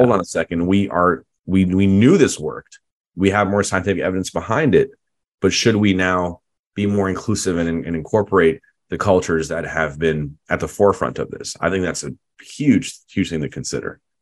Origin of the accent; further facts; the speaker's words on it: United States; I'm proud to be American